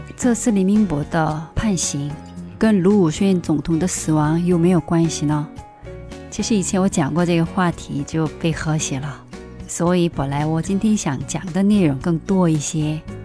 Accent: South Korea; Chinese is a second language; 作为一个韩国人

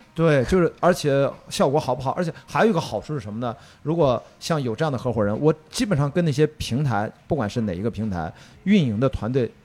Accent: Qingdao, Shandong, China; moved away; also born or lived in Beijing; 在青岛，我在家乡

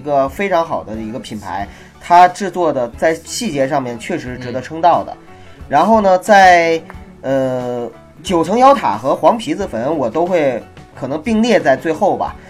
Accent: Heilongjiang, China; 作为一个黑龙，土生土长的黑龙江人

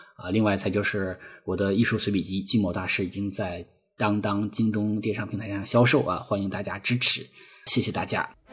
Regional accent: a state farm in the Lesser Khingan, Heilongjiang, China; moved away; 我生在黑龙江小兴安岭的一个国营农场，啊，其实也是一个有山有河有草地的一个很美很美的小地方

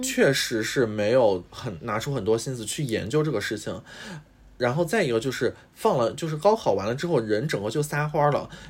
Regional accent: Shandong, China; 我是山东人嘛

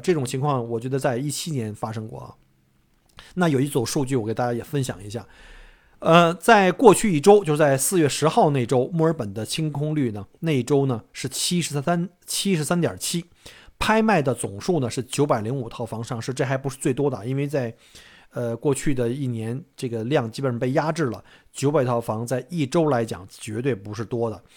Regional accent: China; now in Australia; 我们中国人

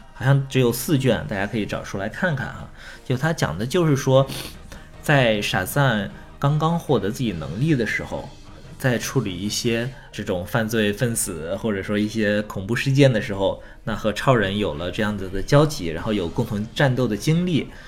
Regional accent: China; 我们中国人

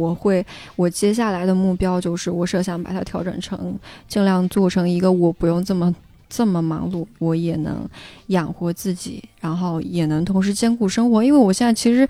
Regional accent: Ya'an, Sichuan, China; 我在雅安，我们家

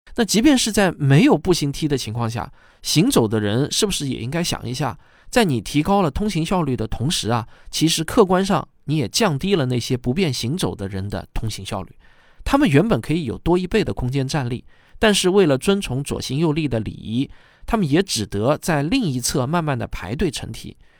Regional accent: China; 我自己呢，也是个土生土长的中国人

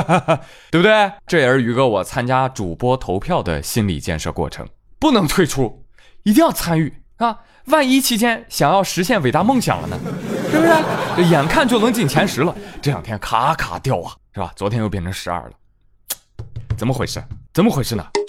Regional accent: northern China, China; 咱们北方的大澡堂子

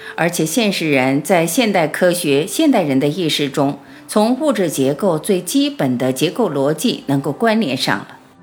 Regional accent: China; 我们是中国人

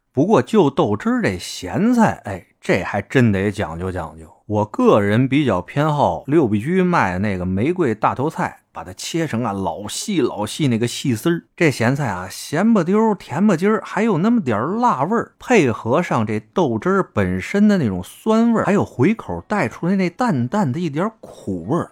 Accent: Beijing, China; 作为一个土生土长的老北京

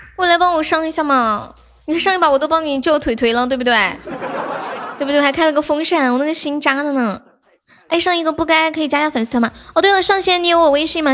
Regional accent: Nanchong, Sichuan, China; accent: Nanchong; 重庆那个口音比我们南充的口音听起来就是要高档一点

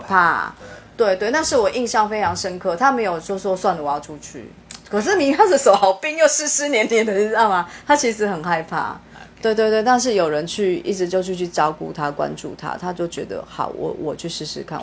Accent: Taiwan; 我们台湾人真的很聪明哦

